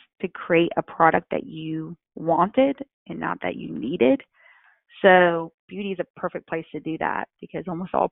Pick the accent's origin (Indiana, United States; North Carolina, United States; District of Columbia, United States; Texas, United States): North Carolina, United States; I come from North Carolina